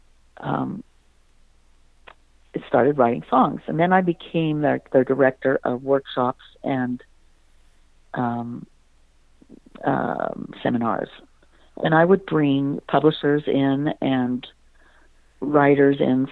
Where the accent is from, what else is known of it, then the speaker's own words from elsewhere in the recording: Pennsylvania, United States; moved away as an adult; also born or lived in Utah; I'm from Pennsylvania